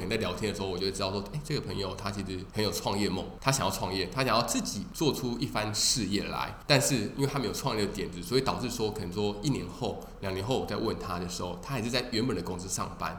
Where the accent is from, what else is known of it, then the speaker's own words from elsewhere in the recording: Taiwan; 我们台湾人